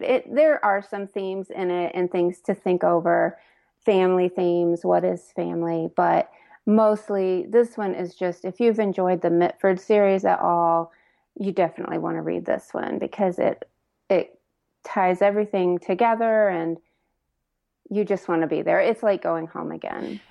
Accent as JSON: {"language": "English", "region": "Indiana", "country": "United States", "tie": "born or raised there", "moved": "yes", "lives_now": "Lexington, United States", "said": "I grew up in Indiana, but my mom was from Kentucky, and I actually live in Lexington now"}